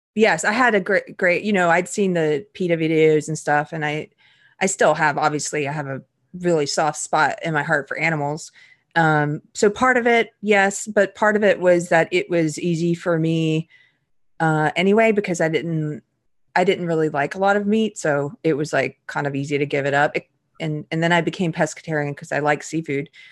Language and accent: English; South Carolina, United States; I grew up in South Carolina